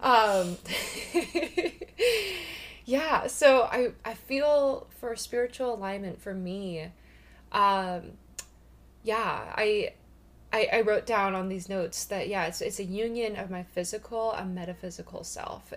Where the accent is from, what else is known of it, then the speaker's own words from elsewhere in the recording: Washington, United States; I am born and raised in Washington